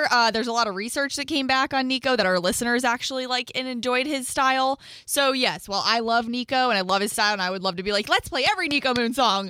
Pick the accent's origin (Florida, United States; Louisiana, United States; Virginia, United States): Florida, United States; I'm a born and raised Floridian